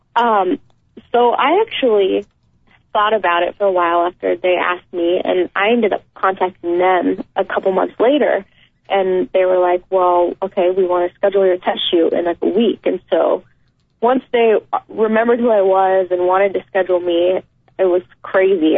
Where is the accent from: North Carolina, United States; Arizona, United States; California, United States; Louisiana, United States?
California, United States; El Dorado Hills; moved away; I grew up in El Dorado Hills, and that's near Folsom